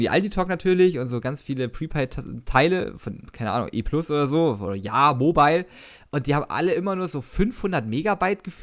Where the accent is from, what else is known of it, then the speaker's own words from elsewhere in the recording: Baden-Württemberg, Germany; Ich bin ja ein Schwabe.